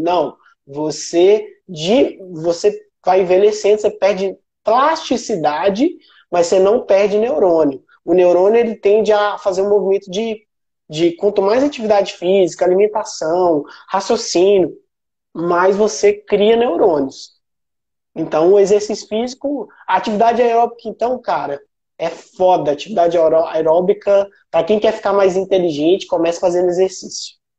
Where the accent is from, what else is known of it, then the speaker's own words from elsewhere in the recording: Sete Lagoas, Minas Gerais, Brazil; also born or lived in São Paulo / Viçosa; eu sou mineiro, eu sou mineiro de Sete Lagoas